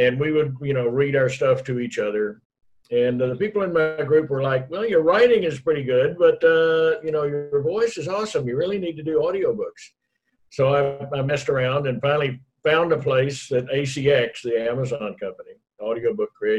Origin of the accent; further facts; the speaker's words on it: Killeen, Texas, United States; also born or lived in Dallas, Texas; I was in my hometown of Killeen, Texas, near Fort Hood